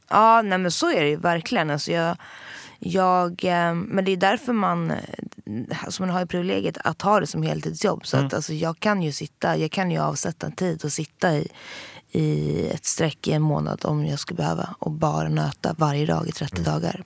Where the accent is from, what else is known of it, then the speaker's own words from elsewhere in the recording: Jokkmokk, Norrbotten County, Sweden; moved away; also born or lived in Södermalm, Stockholm; Jag är uppväxt både eh, i en glesbygd, alltså med, med verkligen mina rötter i Sarek